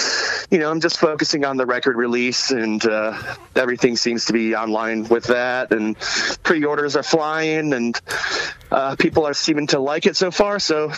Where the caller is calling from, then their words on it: Brooklyn, New York, United States; Yeah, I am locked down in Brooklyn, New York. I've been living out here for the last 2 years